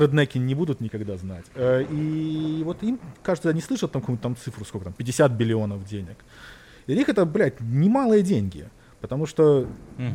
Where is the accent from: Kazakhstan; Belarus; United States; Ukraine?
Belarus; moved away; я там вырос в Беларусь